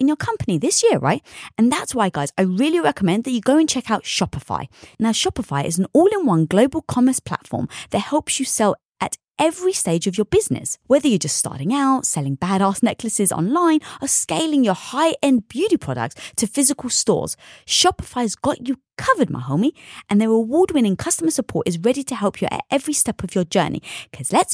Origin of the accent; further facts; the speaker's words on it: London, United Kingdom; I was brought up in North London around a Greek and Turkish community.